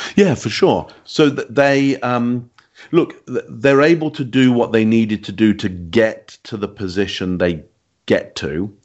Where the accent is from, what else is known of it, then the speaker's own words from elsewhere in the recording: England, United Kingdom; you can hear from my accent, I'm from England